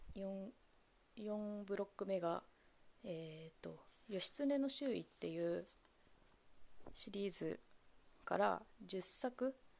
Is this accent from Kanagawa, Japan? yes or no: no; Kamogawa, Chiba, Japan; 私千葉県の鴨川市出身